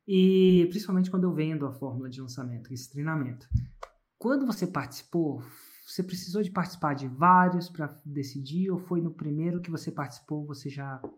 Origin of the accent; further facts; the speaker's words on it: Rio de Janeiro, Brazil; Eu sou do Rio de Janeiro, Recreio.